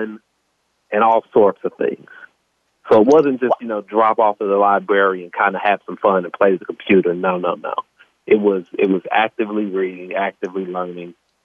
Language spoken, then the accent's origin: English; Kansas City, Missouri, United States; moved away as an adult; also born or lived in Connecticut; now in Los Angeles, United States; growing up in Kansas City is, you know, a lot different than growing up in California